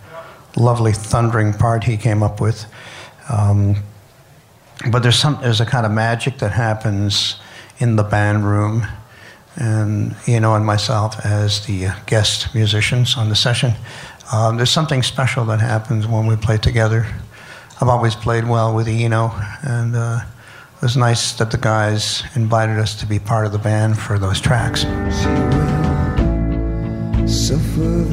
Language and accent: English; Canada; I'm Canadian